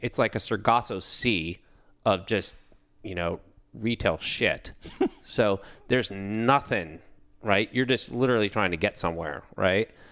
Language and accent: English; Pleasanton, California, United States; I grew up in California. I grew up in a town called Pleasanton, cow town, 1981, 13,000 people